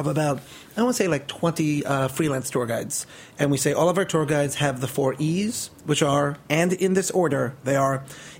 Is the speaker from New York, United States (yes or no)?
yes; New York City, New York, United States; I love being a native Brooklynite.